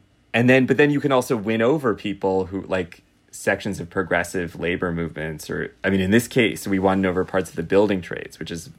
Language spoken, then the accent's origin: English; Los Angeles, California, United States; moved away; I'm actually from Los Angeles.